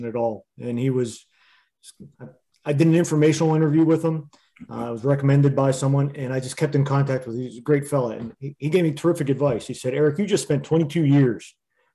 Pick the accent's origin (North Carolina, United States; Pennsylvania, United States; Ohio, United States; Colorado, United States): Pennsylvania, United States; Pittsburgh; I grew up in the Pittsburgh area